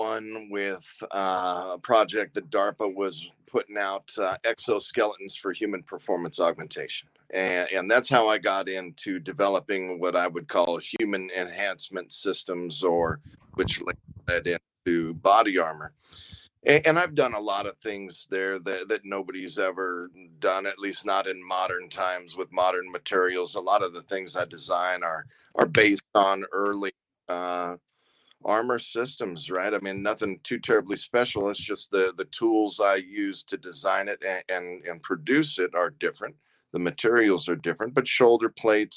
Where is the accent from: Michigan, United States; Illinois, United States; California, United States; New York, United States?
California, United States; Southern; moved away as an adult; I grew up in Southern California